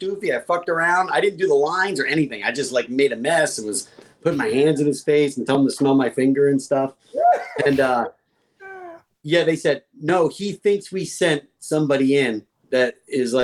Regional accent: New Jersey, United States; moved away as an adult; also born or lived in North Carolina; now in California, United States; we grew up in New Jersey

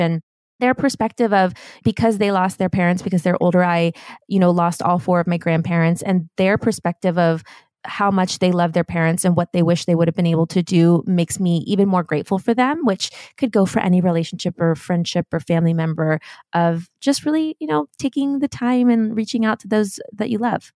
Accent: Germany; now in Los Angeles, United States; growing up in Germany

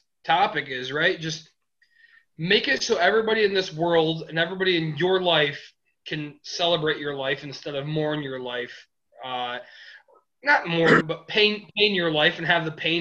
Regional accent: Michigan, United States; we're all from Michigan

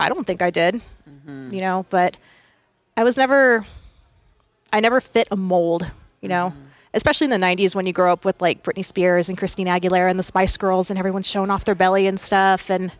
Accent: Visalia, California, United States; also born or lived in England / Sacramento / Texas; So I was born in England, moved to Sacramento, then moved to Texas, then moved to Vandenberg here in California.

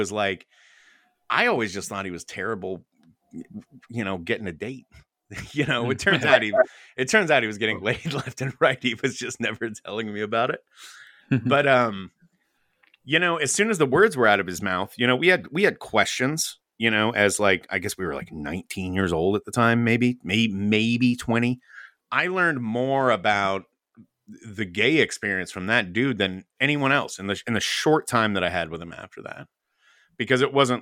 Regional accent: Dallas, Texas, United States; I grew up in Dallas.

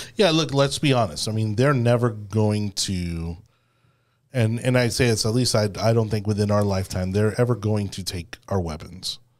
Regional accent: Miami, Florida, United States; I keep wanting to say A one A 'cause I'm from Miami.

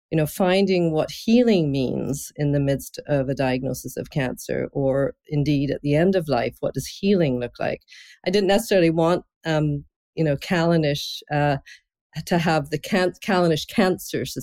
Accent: Scotland, United Kingdom; I'm originally from Scotland, and uh, that's my heritage all the way back

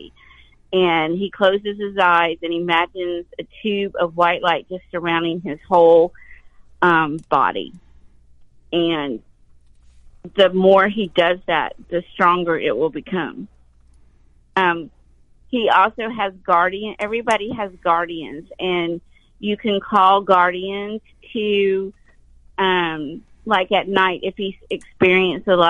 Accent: the South, United States; I was born in the South

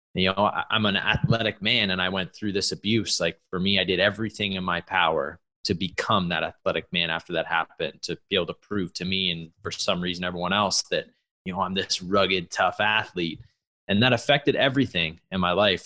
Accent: Canada; an athlete growing up in Canada

